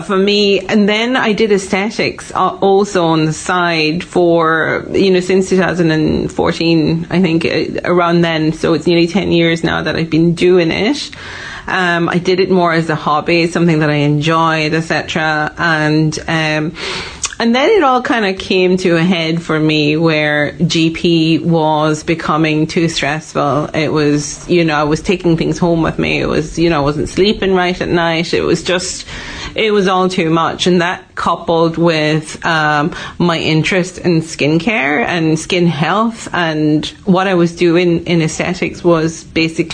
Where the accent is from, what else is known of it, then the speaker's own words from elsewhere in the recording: Malaysia; moved away as an adult; also born or lived in Dublin, Ireland; now in Donegal, Ireland; I am originally from Malaysia. I was born in Malaysia, went to school in Malaysia, and I first came to Ireland for college.